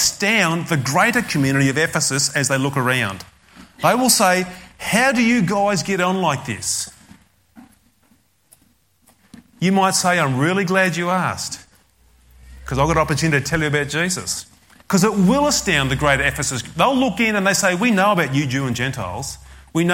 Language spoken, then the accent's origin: English; Australia; I'm an Australian